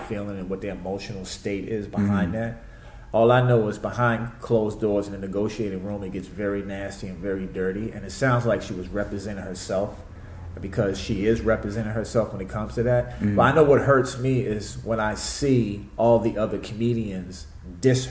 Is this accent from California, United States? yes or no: no; Washington, District of Columbia, United States; I'm from Washington, D.C.